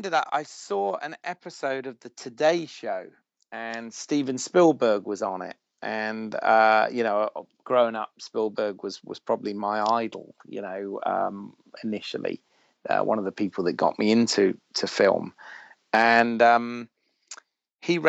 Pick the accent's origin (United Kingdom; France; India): United Kingdom; Bournemouth, South West England; also born or lived in United States; I'm from Bournemouth